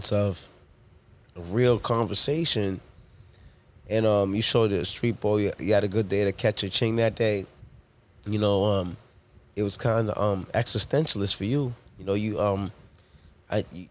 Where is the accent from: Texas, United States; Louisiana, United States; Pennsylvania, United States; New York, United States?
New York, United States; New York City; born or raised there; also born or lived in Toronto, Canada / Harlem / Hempstead